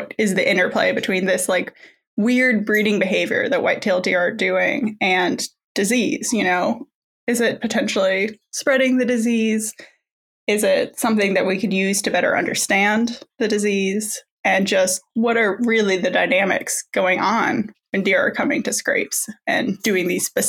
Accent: Indiana, United States; moved away as an adult; also born or lived in Washington State / Mississippi; I grew up in Indiana. That's where kind of I'm originally from.

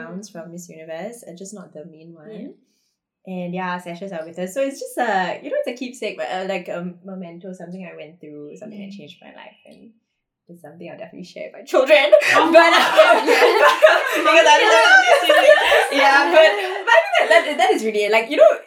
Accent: India; I'm Indian

